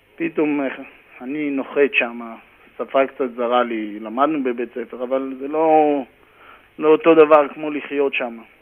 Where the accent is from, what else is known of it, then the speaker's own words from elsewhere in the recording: Karmiel, Northern District, Israel; moved away as an adult; also born or lived in Haifa area (Krayot); now in New York, United States; גדלתי בכרמיאל, הייתי שחקן כדורגל בכרמיאל, קרוב ל-13 שנה, 14 שנה. למדתי בכרמיאל